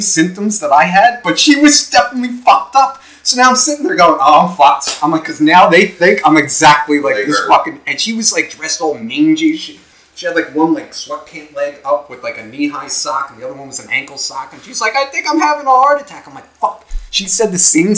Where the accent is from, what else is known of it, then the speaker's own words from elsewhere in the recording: Nutley, New Jersey, United States; moved away as an adult; now in Ocean County, United States; I just moved down here from up north. I come from Nutley